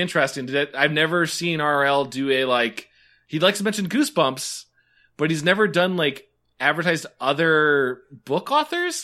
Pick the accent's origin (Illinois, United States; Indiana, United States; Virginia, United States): Indiana, United States; I'm from Indiana